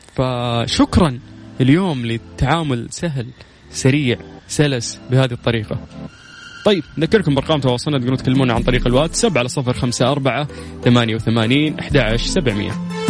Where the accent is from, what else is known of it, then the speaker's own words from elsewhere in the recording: Saudi Arabia; عندنا في السعوديه